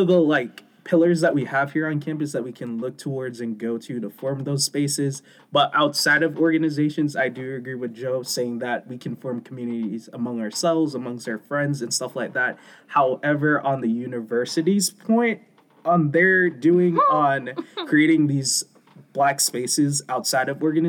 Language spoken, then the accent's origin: English; Jamaica; No, I can definitely say I agree, because I'm Jamaican. I'm not African-American, but I am a part of the Black community